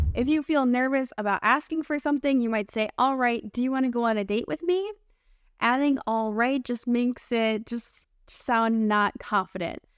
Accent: United States; I'm your American English teacher friend.

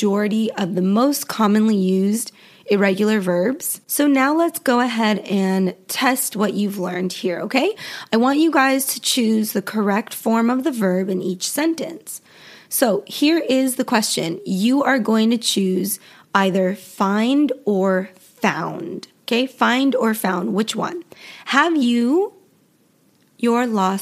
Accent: Western United States, United States; accent: Western; Western accent, my accent

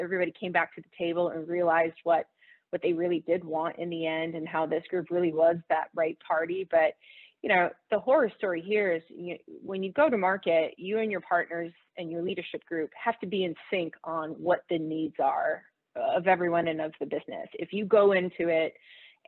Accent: the South, United States; I'm from the South

